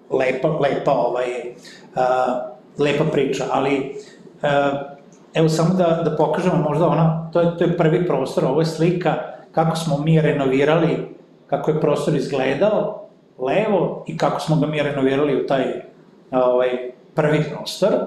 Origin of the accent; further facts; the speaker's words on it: northern Serbia, Serbia; kod nas u Srbiji, posebno kod nas na severu